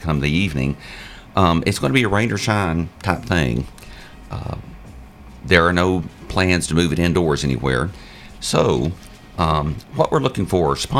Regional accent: Murfreesboro, Tennessee, United States; I grew up here in Murfreesboro

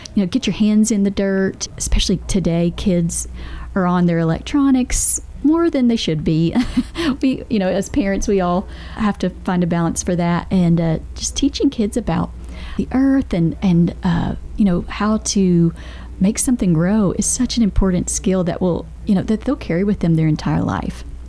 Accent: Bedford County, Tennessee, United States; also born or lived in Rutherford County, Tennessee; I grew up in Bedford County where we did not have a lot of resources like we do here in Rutherford County

